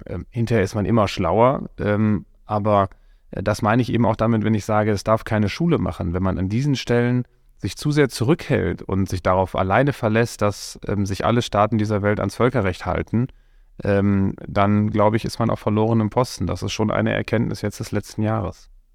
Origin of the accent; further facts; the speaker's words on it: Coesfeld, North Rhine-Westphalia, Germany; ich komme aus Coesfeld, mitten im Münsterland, bin da geboren und aufgewachsen